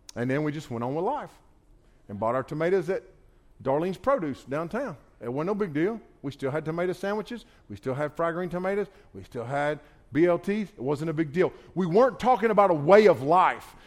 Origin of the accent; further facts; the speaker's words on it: United States; I grew up on the Pigeon River, not far from here. I grew up right on the Pigeon River